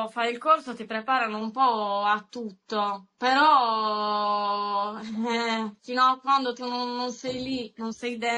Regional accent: Sardinia, Italy; accent: Sardinian; now in northern Sardinia, Italy; sono sarda e vivo nel sud Sardegna, ma attualmente mi sono trasferita al nord per lavoro.

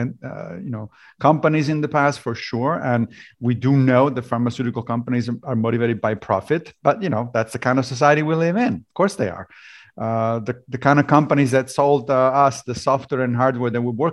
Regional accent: Rome, Lazio, Italy; moved away as an adult; also born or lived in Liberia / Connecticut / Tennessee; now in United States; I grew up in Italy, in Rome, and therefore, obviously, I was a Catholic

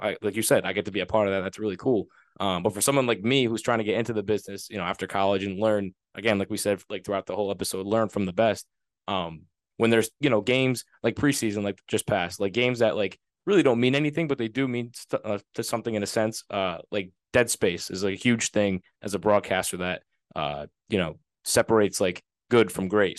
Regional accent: Rhode Island, United States; I'm from Rhode Island.

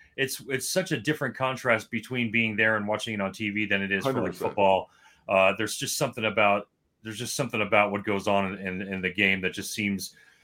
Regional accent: Miami, Florida, United States; Growing up in Miami in South Florida

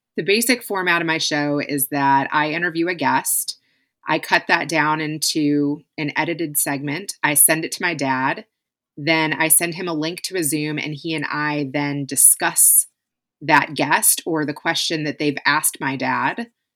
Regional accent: Kentucky, United States; moved away; also born or lived in California; I was living in Kentucky. We had moved from California to Kentucky. My husband was moving up the corporate ladder and found a job back in my hometown

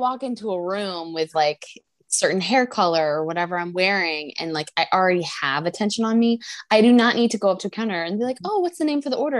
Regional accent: East Coast, United States; I'm from the East Coast. I didn't have Starbucks until I lived in Boston but I still was a Dunkin' Donuts girl through and through.

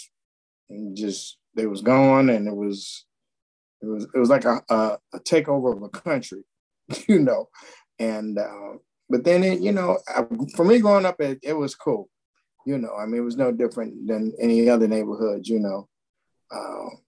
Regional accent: Chicago, Illinois, United States; From the Windy City, Chicago, South Side

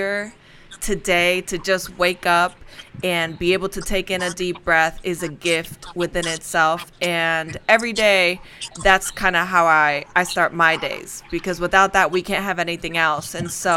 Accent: Spain; I'm from Spain

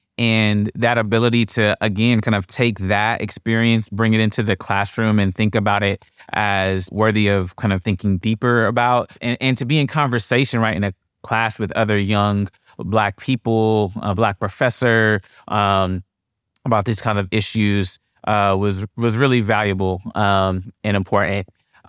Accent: Columbus, Ohio, United States; So I grew up in Columbus, Ohio.

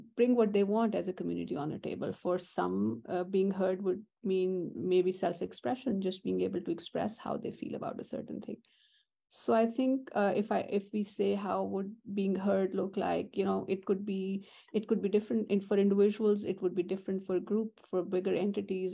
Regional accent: Pakistan; moved away as an adult; now in United States; I'm born and raised in Pakistan

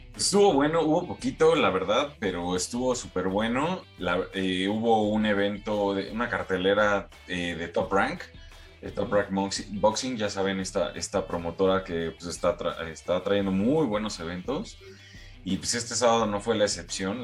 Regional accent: Mexico

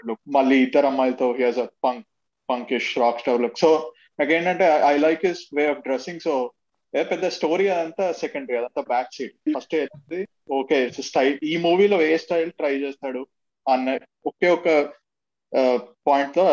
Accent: Warangal, Telangana, India; moved away as an adult; now in United States; I'm 26 and uh, I was actually born and brought up in India before I moved to the United States when I was 21.

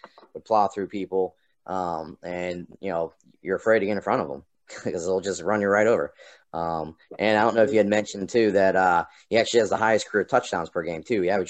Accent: Pittsburgh, Pennsylvania, United States; We're all from Pittsburgh, all of us, actually.

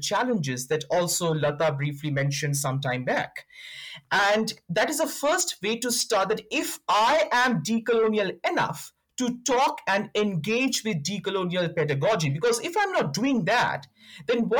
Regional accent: India; now in South Africa; where I come from, that is India, though I'm currently based in South Africa, I'm from India.

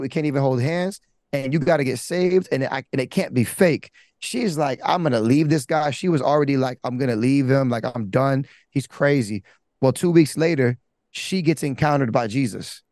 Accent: Broward, Florida, United States; growing up, I'm from Broward

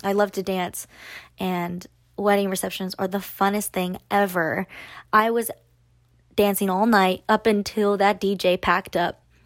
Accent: Austin, Texas, United States; I am from Austin. We live in Austin

